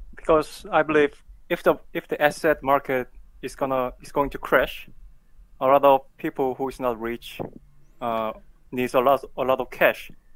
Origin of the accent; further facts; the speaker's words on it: South Korea; English is a second language; I'm from South Korea